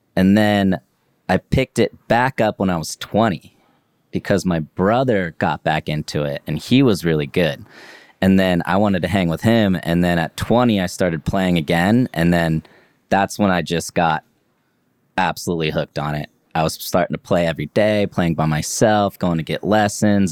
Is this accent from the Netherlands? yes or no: no; Leavenworth, Kansas, United States; my town I grew up in in Leavenworth, Kansas